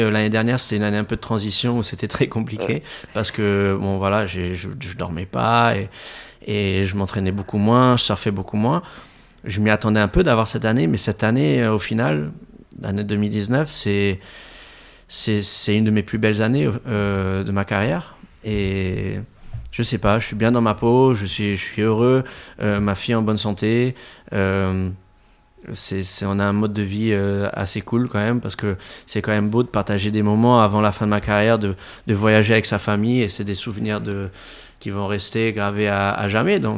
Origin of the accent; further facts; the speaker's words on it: Réunion, France; also born or lived in Madagascar; je viens de la Réunion, de Madagascar, d'un milieu très modeste.